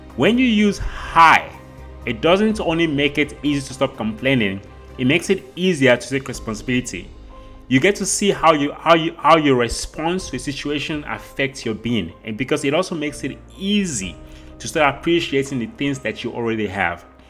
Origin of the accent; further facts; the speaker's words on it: South Africa; I grew up in South Africa, which is where I currently live.